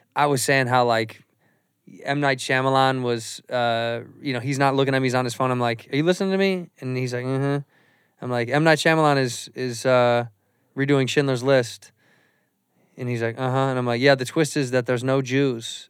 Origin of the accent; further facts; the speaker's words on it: Chicago, Illinois, United States; moved away as an adult; now in Los Angeles, United States; I'm from Chicago, and I moved to L A twenty years ago